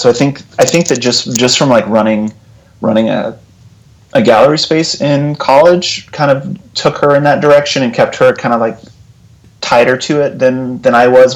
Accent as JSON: {"language": "English", "town": "Abilene", "region": "Texas", "country": "United States", "tie": "born or raised there", "also_born_or_lived": "Lubbock, Texas / Austin, Texas", "said": "I grew up in Texas. I grew up in Abilene, Texas, okay. and uh, Lubbock, Texas."}